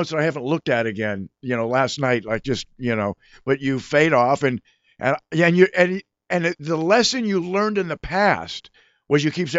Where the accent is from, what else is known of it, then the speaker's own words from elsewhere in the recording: Sherman Oaks, California, United States; also born or lived in Van Nuys; I grew up in Sherman Oaks in Van Nuys, the mean streets of Sherman Oaks. Right. And I went to Van Nuys High School